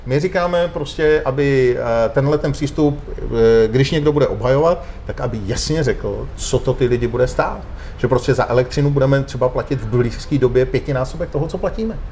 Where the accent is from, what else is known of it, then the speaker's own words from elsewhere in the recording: Czechia; Já jsem Čech, já nejsem Evropan